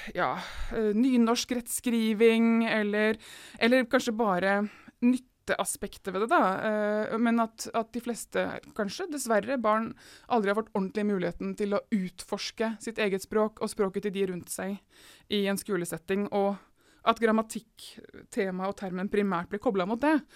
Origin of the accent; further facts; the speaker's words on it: Seljord, Telemark, Norway; jeg Kommer fra Seljord i Telemark